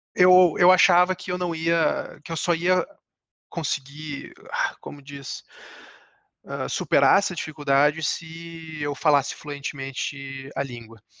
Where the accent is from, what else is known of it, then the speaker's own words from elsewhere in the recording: Brazil; moved away; como a gente é brasileiro